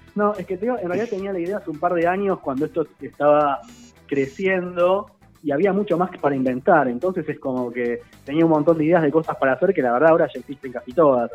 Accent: Lomas de Zamora, Buenos Aires Province, Argentina; viví toda mi vida en Loma de Zamora

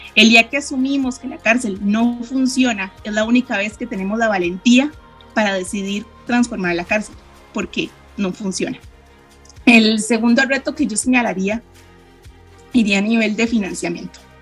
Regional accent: Costa Rica; soy de Costa Rica

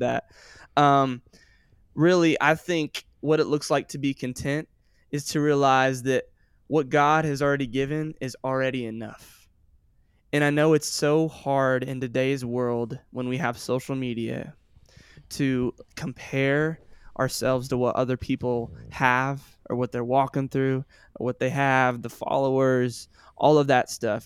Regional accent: Sioux Falls, South Dakota, United States; also born or lived in Joplin, Missouri; I was born in Joplin, Missouri, and I lived there till I was nine years old, and then I moved to Sioux Falls, South Dakota.

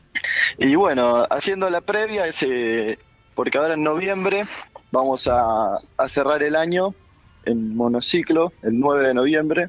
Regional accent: Lanús, Buenos Aires Province, Argentina; somos de Lanús

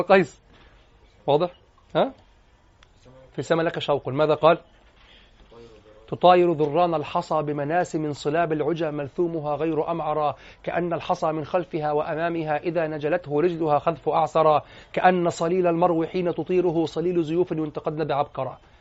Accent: Egypt; واحنا عندنا في مصر

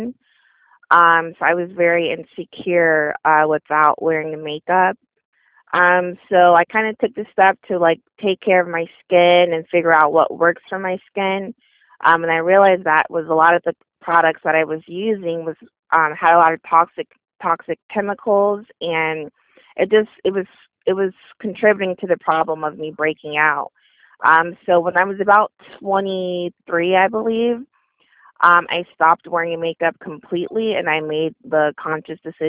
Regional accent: Orlando, Florida, United States; I'm from Orlando, Florida

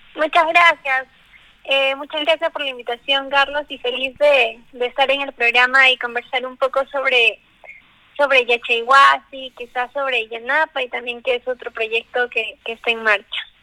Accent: Peru; como buen peruano

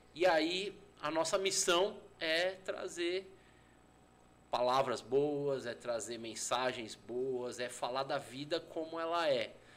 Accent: São Paulo, Brazil; Eu sou nascido criado em São Paulo

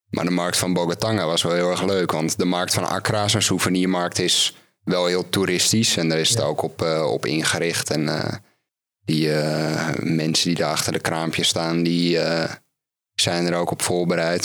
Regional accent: Netherlands; als Nederlander

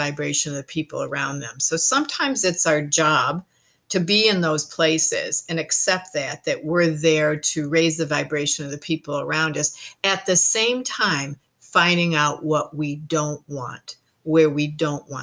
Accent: Ireland; now in New Zealand; I am Irish, and we do believe in good fun

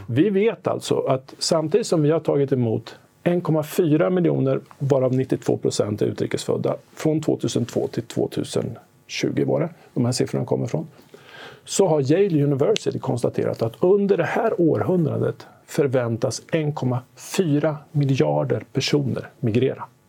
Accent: Sweden; som svensk

